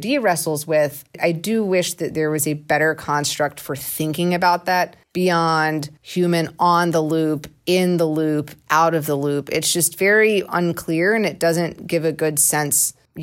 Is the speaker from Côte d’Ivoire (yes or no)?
no; Georgia, United States; I'm from Georgia and we said buggy